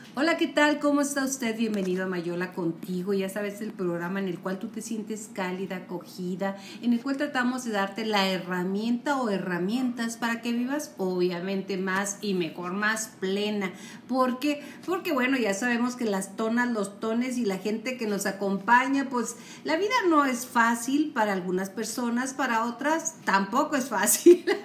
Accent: Mexico; somos mexicanos, a mucha honra y que además estamos transmitiendo desde aquí, desde Chihuahua, Chihuahua

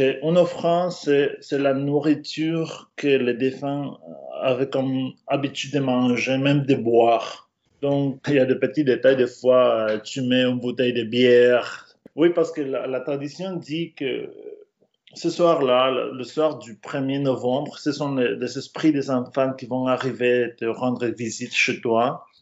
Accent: Mexico; French is a second language; moved away as an adult; also born or lived in Brittany, France

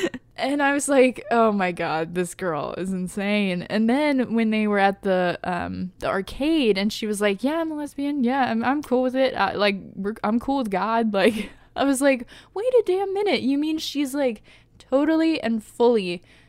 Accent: Indiana, United States; like it feels very Midwest for me because I grew up in Indiana

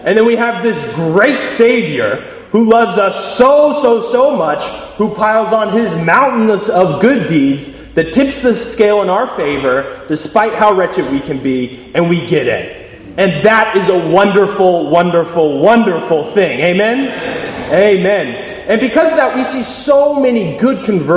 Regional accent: United States; accent: American; I am American by accent

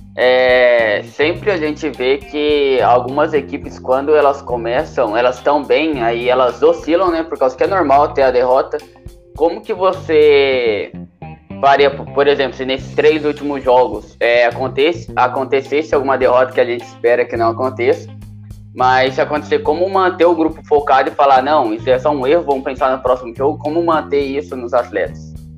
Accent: Southeast, Brazil; também sou do Sudeste

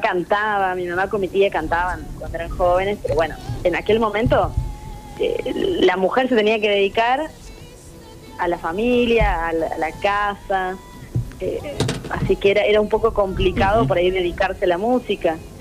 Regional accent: Córdoba, Argentina; soy cordobesa

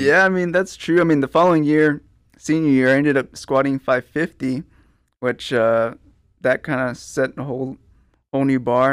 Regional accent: Pleasanton, Texas, United States; I'm from Pleasanton, uh, born and raised, graduated from Pleasanton High School

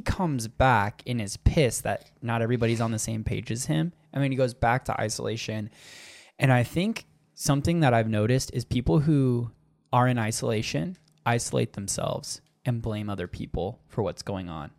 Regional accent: Arizona, United States; accent: Minnesota; also born or lived in Minnesota; I'm from Minnesota in the fact that I was born there, but I'm like Arizonan

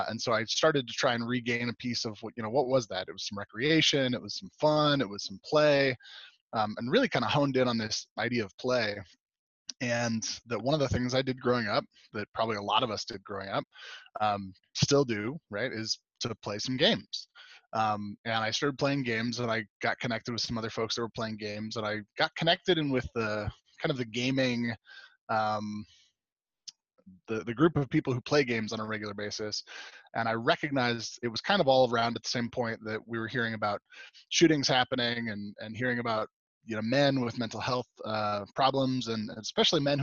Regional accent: Southern California, United States; moved away as an adult; now in Meeker, United States; I'm originally from Southern California. Grew up, born and raised there

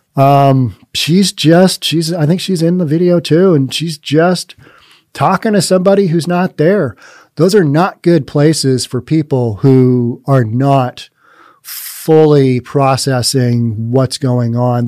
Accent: Bellevue, Washington, United States; I'm very biased towards Bellevue. It's my hometown

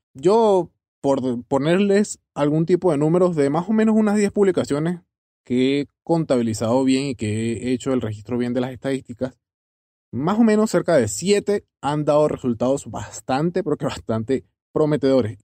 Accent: Venezuela; yo soy venezolano también

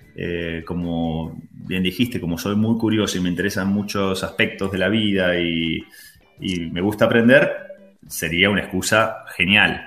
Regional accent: Argentina; moved away; ser argentino es un plus

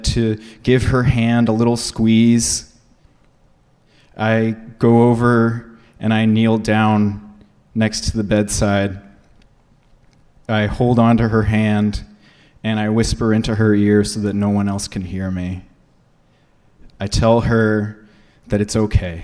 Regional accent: San Antonio, Texas, United States; We're in the neighborhood where I grew up in San Antonio

